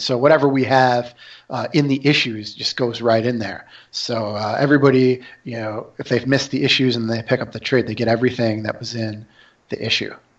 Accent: Syracuse, New York, United States; moved away as an adult; I'm from New York, from Syracuse, New York, and I came out here in 2000

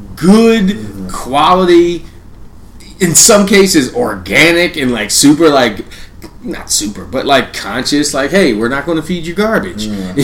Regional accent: Philadelphia, Pennsylvania, United States; moved away as an adult; now in Austin, United States; we have traffic in Philly

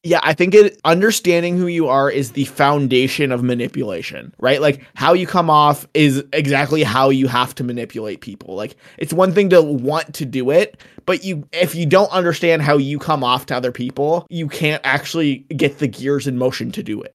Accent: Canada; I know I'm Canadian

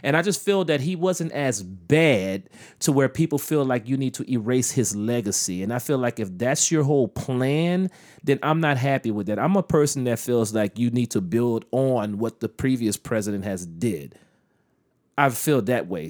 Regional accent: United States; as an American citizen

